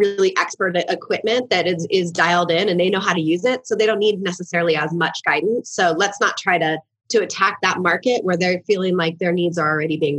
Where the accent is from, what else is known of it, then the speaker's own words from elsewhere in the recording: Newport Beach, California, United States; moved away as an adult; now in Boulder, United States; I was born and raised in Newport Beach, California, before I headed to college at the University of Colorado Boulder, and where I have remained ever since